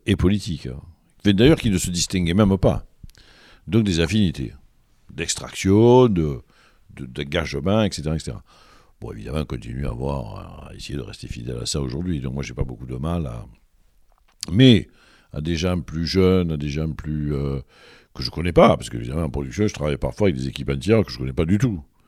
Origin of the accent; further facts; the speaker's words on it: Marseille, Provence-Alpes-Côte d'Azur, France; Je suis germano-arménien, moi. Je suis allemand, Et, et né à l'Estac